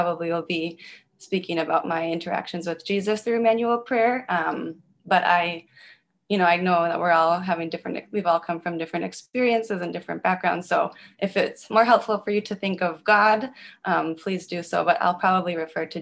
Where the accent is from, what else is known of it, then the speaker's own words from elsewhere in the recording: Minnesota, United States; now in Chicago, United States; I'm originally from Minnesota